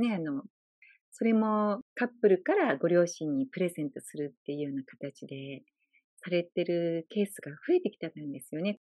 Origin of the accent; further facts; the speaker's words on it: Fukuoka, Japan; 私、実家が福岡なんですね